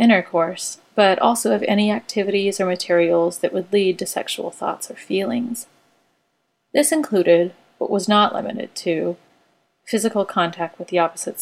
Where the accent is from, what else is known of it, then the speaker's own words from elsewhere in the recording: Wichita, Kansas, United States; I grew up in Wichita, Kansas